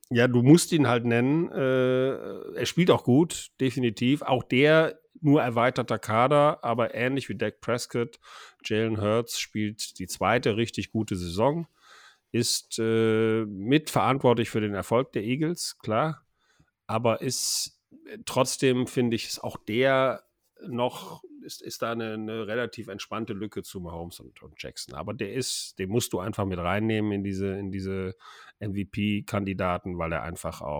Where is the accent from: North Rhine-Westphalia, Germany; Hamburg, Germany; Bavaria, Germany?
North Rhine-Westphalia, Germany; Cologne; du findest kaum eine tolerantere Stadt in Deutschland, finde ich, als Kölner, als Köln.